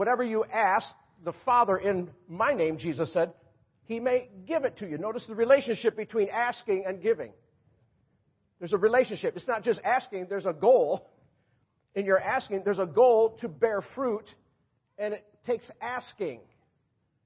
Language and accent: English; Rochester, New York, United States; also born or lived in Florida; now in North Carolina, United States; I was up in my hometown, Rochester, New York